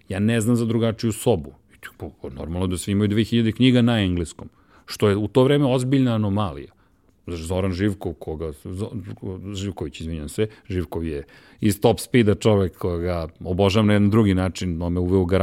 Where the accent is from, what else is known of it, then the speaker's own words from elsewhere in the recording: Belgrade, Serbia; also born or lived in Višegradska Street, Belgrade; I sad Zemunci me ne priznaju kao svog, jer nisam rođen u Zemunu, rođen sam u Višegradskoj, dakle, na strani ove, reke, sa ove strane reke i ti nisi Zemunac, ali si odrast u Zemunu.